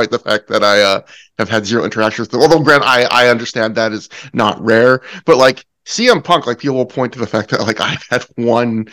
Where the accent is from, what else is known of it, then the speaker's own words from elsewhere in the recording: Canada; also born or lived in British Columbia; as a Canadian